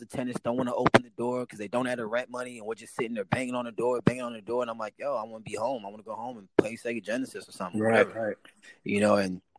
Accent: St. Louis, Missouri, United States; born there; You know, I was born in St. Louis, Missouri.

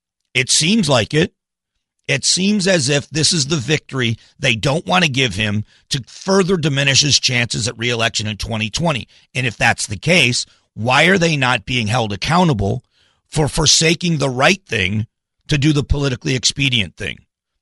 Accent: Arizona, United States; AZ Central, my hometown publication, put out a picture

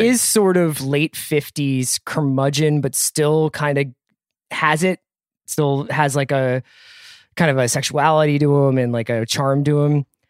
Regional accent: Philadelphia, Pennsylvania, United States; I'm from Philadelphia.

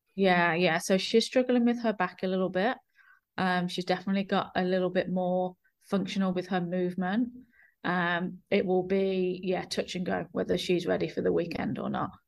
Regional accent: England, United Kingdom; now in New Zealand; I consider, I consider my, New Zealand my home, but I'm from England

